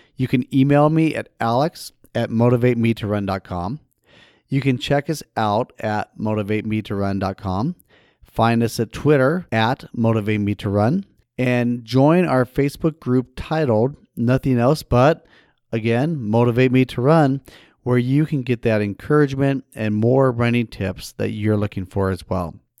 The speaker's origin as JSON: {"language": "English", "town": "Idaho Falls", "region": "Idaho", "country": "United States", "tie": "born or raised there", "moved": "yes", "said": "my hometown back in Idaho Falls, Idaho"}